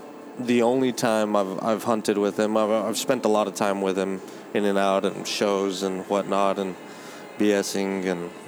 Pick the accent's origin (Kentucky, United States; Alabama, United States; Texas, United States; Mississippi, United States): Texas, United States; South; I am this kid from South Texas